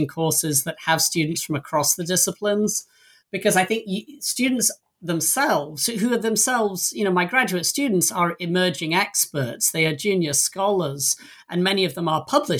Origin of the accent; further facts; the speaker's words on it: England, United Kingdom; moved away as an adult; now in United States; I don't live in the country I was born in. I came to the US from England over 20 years ago.